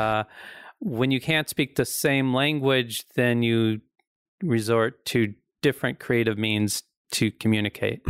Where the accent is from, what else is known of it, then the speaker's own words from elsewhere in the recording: the Ozarks, United States; accent: hillbilly; I'm from the Ozarks